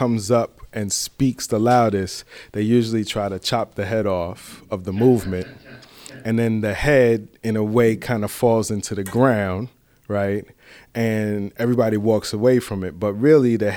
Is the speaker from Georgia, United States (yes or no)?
no; New York City, New York, United States; originally from the Bronx, Boogie Down, Bronx, New York